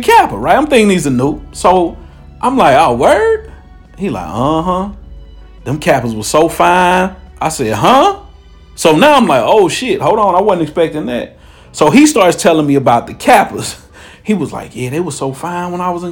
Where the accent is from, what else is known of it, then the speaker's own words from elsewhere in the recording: Cincinnati, Ohio, United States; moved away; I'm from Cincinnati